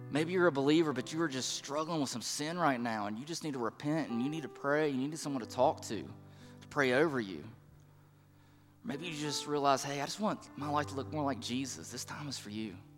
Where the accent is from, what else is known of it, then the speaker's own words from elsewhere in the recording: the Bible Belt, United States; now in East Tennessee, United States; the people that I grew up with in the Bible Belt, even here in East Tennessee, now that we're here